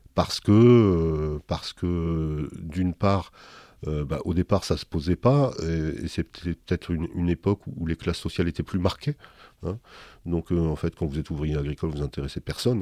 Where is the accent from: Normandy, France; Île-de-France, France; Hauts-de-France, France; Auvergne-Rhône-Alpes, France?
Hauts-de-France, France; Dunkirk area; now in Bordeaux, France; Je suis né à Dunkerque effectivement et j'ai grandi dans un, village qui est le, village le plus septentrional de France, puisque j'étais à la frontière belge